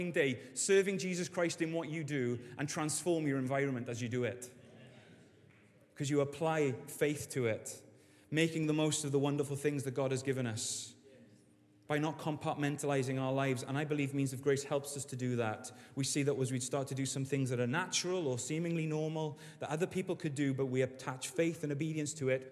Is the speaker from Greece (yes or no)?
no; Wales, United Kingdom; As a Welshman and a Welsh rugby fan